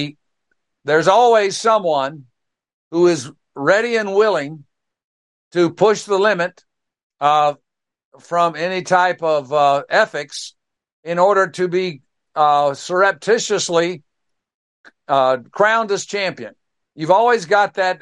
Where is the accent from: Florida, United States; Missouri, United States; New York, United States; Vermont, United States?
Florida, United States; Pensacola; my hometown there of Pensacola